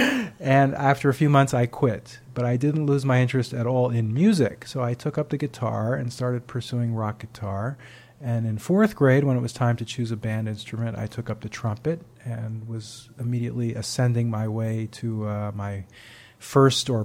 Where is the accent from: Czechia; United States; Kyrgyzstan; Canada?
United States; Great Neck, New York; my hometown of Great Neck, Long Island